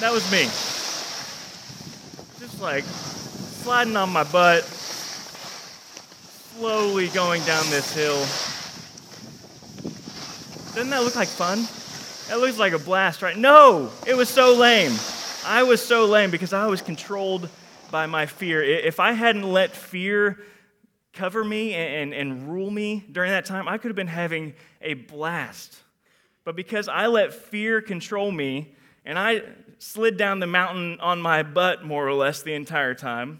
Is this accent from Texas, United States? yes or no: yes; Houston, Texas, United States; I am from Houston, Texas.